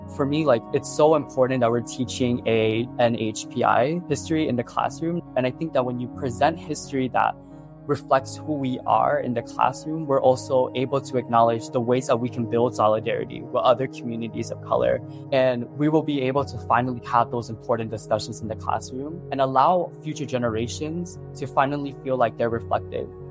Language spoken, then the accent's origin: English; New York City, New York, United States; I'm from Queens, New York, and I just recently graduated from Benjamin N. Cardoza High School